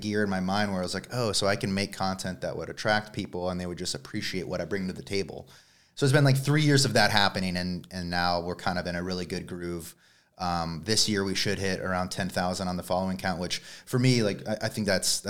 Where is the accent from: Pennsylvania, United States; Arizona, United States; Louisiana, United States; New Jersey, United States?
Arizona, United States; Tucson; Tucson, Arizona.